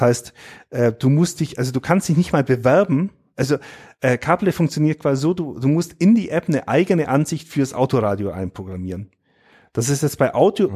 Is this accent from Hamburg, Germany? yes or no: no; Allgäu, Bavaria, Germany; bei uns im Allgäu